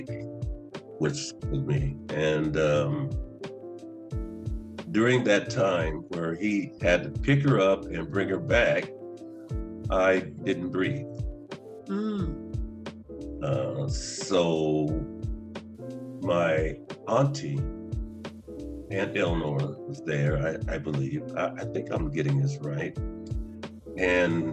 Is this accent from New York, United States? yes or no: no; Martins Ferry, Ohio, United States; I was born in Martin Ferry, Ohio